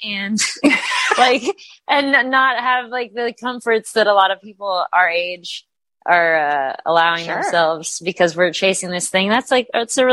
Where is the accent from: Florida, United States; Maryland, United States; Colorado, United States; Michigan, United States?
Florida, United States; Delray Beach; I'm originally from Florida. I grew up in Delray Beach